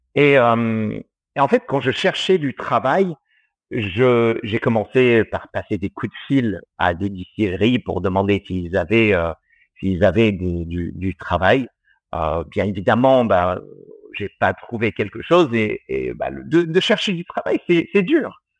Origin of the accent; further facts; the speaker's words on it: Australia; moved away as an adult; now in France; je suis franco-australien. J'ai grandi euh, en Australie et j'y suis resté jusqu'à mes 21 ans